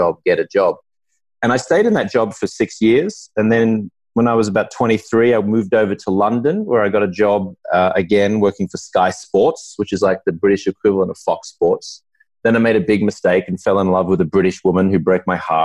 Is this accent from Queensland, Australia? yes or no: yes; Brisbane, Queensland, Australia; moved away as an adult; also born or lived in Los Angeles; now in United States; I grew up in Brisbane, Australia, which is on the East Coast